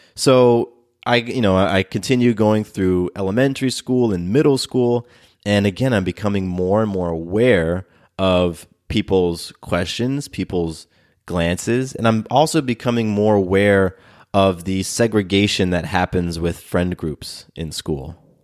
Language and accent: English; Del Mar, California, United States; now in Atlanta, United States; I was born in Southern California. I was born in this town just above San Diego called Del Mar